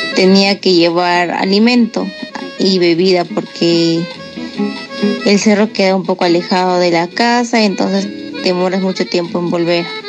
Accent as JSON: {"language": "Spanish", "town": "Huambo", "region": "Arequipa", "country": "Peru", "said": "soy del distrito de Huambo, uno de los 20 distritos de la provincia de Cailloma, Arequipa"}